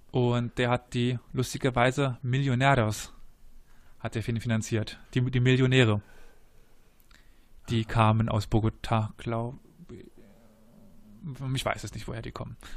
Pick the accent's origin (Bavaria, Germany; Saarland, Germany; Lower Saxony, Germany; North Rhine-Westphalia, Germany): North Rhine-Westphalia, Germany; Cologne; Ja, als das Kölner muss man